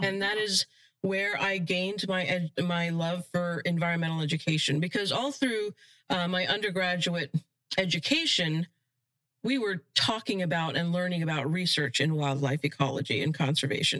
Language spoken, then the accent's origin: English; Florida, United States; while we didn't have a huge opportunity to explore the outdoors in Florida, because my parents worked so hard